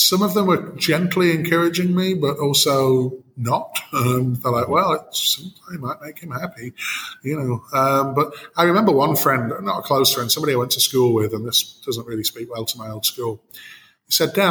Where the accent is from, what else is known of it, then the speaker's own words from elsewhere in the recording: Bolton, North West England, United Kingdom; moved away as an adult; also born or lived in Manchester / Sihanoukville, Cambodia; now in Phnom Penh, Cambodia; I'm originally from Bolton.